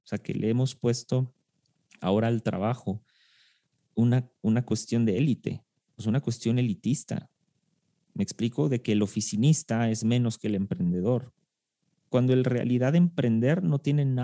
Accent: Argentina; argentino argentino. Soy argentino.

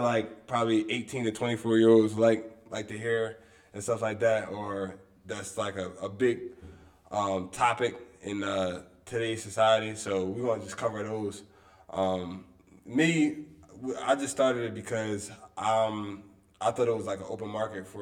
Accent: Wilmington, Delaware, United States; I'm also from Wilmington, Delaware. I'm from the inner city

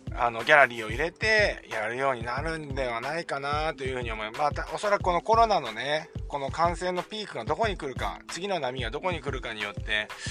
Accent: Chiba, Japan; 地元千葉でのブリヂストンオープン袖ヶ浦です地元ですからね

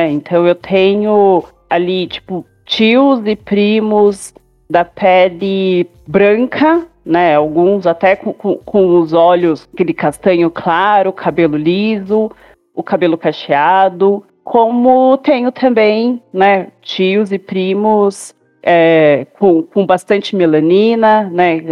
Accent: São Bernardo do Campo, São Paulo, Brazil; eu tenho 35 anos, sou nascida e criada em São Bernardo, cidade do qual nós moramos, região do Grande ABC Paulista.

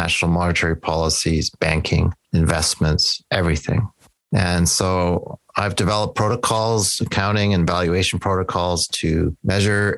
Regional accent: Edmonton, Alberta, Canada; also born or lived in Calgary, Alberta; I am Canadian. I live in Edmonton, Alberta, Canada, in the Treaty 6 territory of the First Peoples. And I was born in Calgary in 1960 and lived in Edmonton all my life.

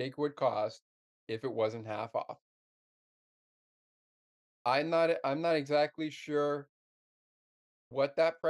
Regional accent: Canada; I'm from Canada, and I'm a Penguins fan from Canada

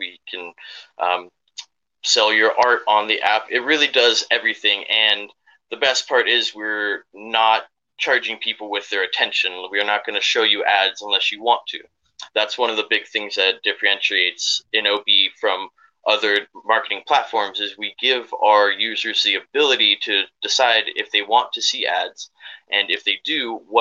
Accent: San Diego, California, United States; we moved down to San Diego when I was 10

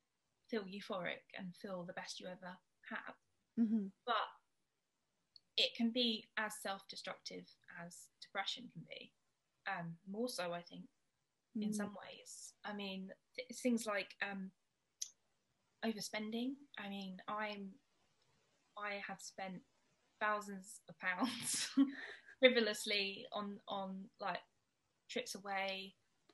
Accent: England, United Kingdom; I'm English

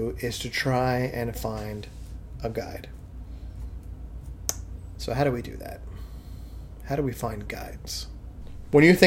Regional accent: New York City, New York, United States; I'm a Guido from Staten Island

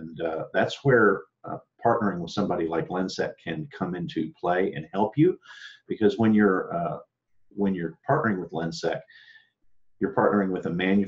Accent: Austin, Texas, United States; I'm sitting here in Austin, Texas, my hometown

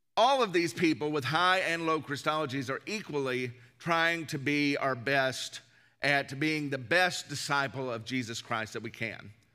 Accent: the South, United States; growing up in the South, church is just something that you did

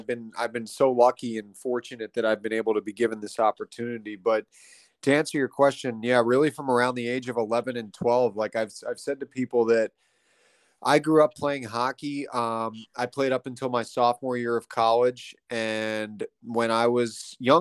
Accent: Pennsylvania, United States; now in Pittsburgh, United States; So that kind of started my time here in Pittsburgh, brought me back to my home state

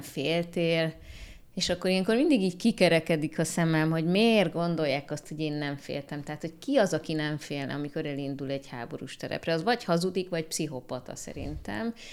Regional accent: Hungary; itt Magyarországon születtem, itt nőttem fel

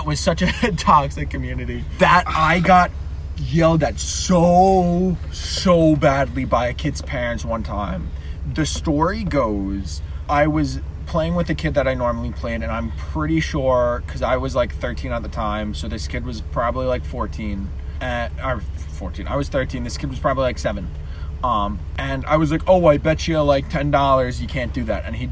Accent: New York, United States; we're from New York, we're on the Eastern Seaboard

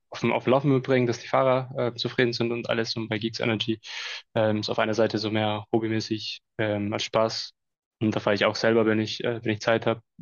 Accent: Mexico; Ja, hi, also … bin aus Mexiko

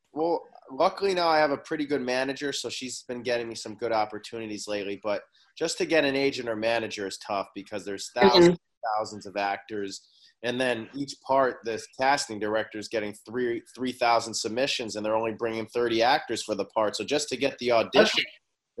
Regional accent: Boston, Massachusetts, United States; moved away as an adult; also born or lived in Oklahoma City, Oklahoma / Milan, Italy; now in Los Angeles, United States; I was born in Oklahoma City, but I moved to Boston when I was about three

